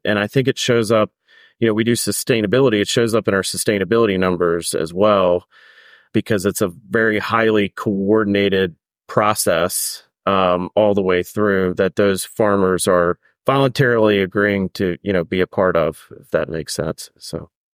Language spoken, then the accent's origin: English; Maryland, United States; I grew up in Maryland